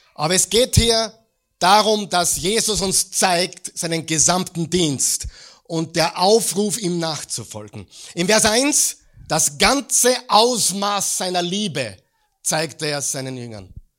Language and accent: German; Mödling, Lower Austria, Austria; bei uns in Mödling